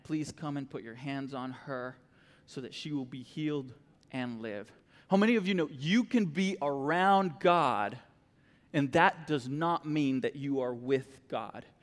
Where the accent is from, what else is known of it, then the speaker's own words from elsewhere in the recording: Costa Rica; moved away as an adult; also born or lived in Florida; now in Texas, United States; I grew up in Costa Rica, born and raised there, um, all my life, really